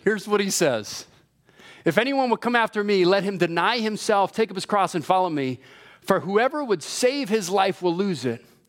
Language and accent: English; Hawaii, United States; moved away; I was born and raised in Hawaii.